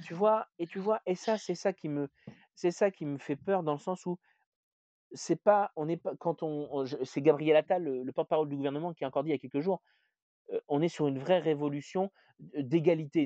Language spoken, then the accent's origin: French; Berry, Centre-Val de Loire, France; now in Rouen, France; je suis français, née en France dans le fin fond du, du Berry